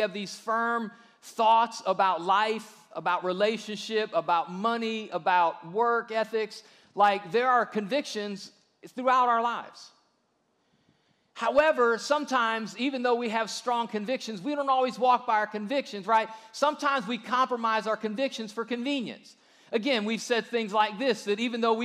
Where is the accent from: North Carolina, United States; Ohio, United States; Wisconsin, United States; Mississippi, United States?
Ohio, United States; moved away as an adult; now in Alabama, United States; growing up in Ohio, but once we moved here